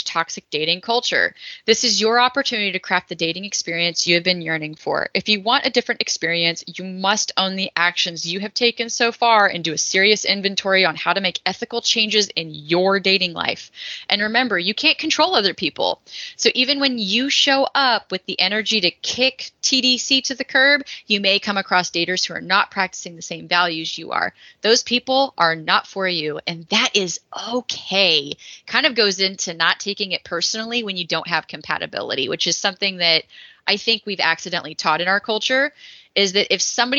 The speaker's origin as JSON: {"language": "English", "region": "Texas", "country": "United States", "said": "I come from the Bible Belt Buckle down in Texas"}